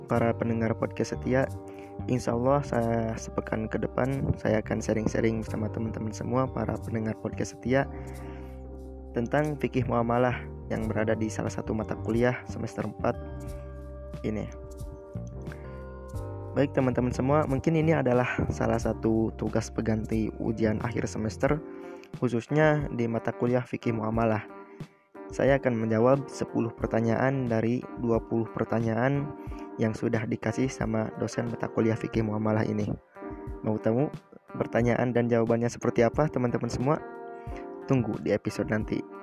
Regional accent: Garut, West Java, Indonesia; Asal saya dari kota Garut dan sekarang saya sedang menjalani kuliah di Sekolah Tinggi Ekonomi Islam SEBI.

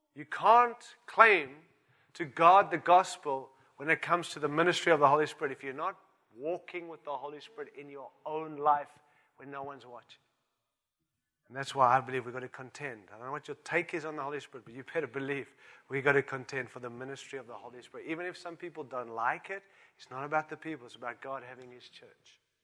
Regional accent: Australia; I'm an Aussie too.

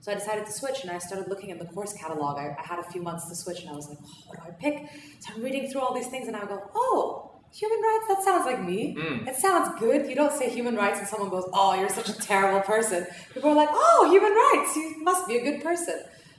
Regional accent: Austria; accent: American; I'm 24, and I'm Iranian, so I'm fully Iranian. I was born and raised in Austria my whole life, and in Austria I went to an American school, which is why I sound fairly American.

